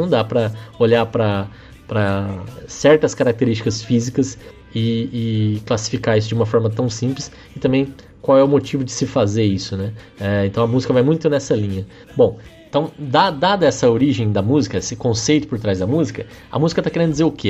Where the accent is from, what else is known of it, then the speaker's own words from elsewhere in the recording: Brazil; todos somos brasileiros